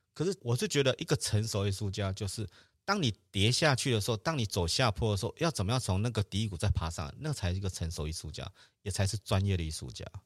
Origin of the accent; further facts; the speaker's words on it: Taiwan; 我是台湾来的